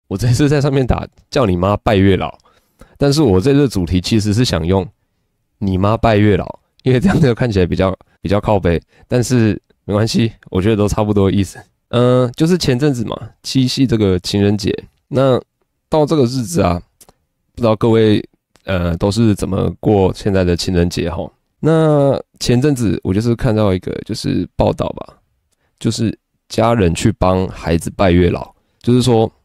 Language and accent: Chinese; Taiwan; 台湾的小孩，就比如说你我都是